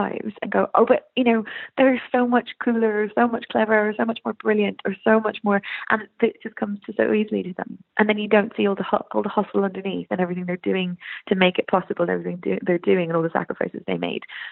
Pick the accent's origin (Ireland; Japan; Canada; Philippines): Ireland; It's my dad's Irish, mum is Irish, but I was brought up here, so I'm very Irish.